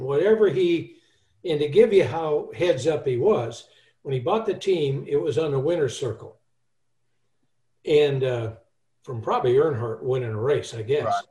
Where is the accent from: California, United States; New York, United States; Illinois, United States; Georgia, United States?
California, United States; I'm from California